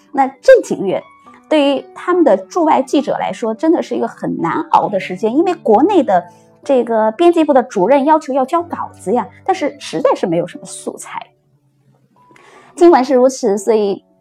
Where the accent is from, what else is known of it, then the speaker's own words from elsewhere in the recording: China; now in Australia; 我们中国人